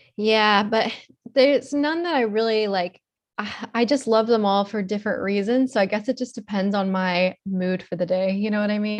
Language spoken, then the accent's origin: English; Florida, United States; also born or lived in Miami, Florida / West Palm Beach, Florida / Stuart, Florida / Atlanta, Georgia; I'm a Florida native. I've been born and raised in Florida my whole life